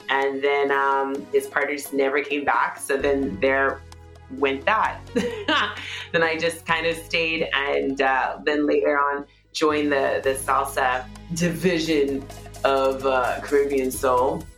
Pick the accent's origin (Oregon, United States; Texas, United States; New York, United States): Texas, United States; Houston; I was born and raised in Houston, Texas